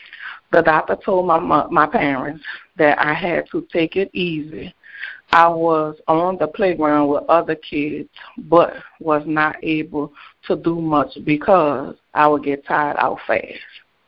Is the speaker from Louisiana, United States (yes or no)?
yes; New Orleans, Louisiana, United States; I was born in New Orleans, Louisiana, at Charity Hospital. I have a brother named Money, who I love so much. My brother and I are 12 years apart. I was raised in a desire project.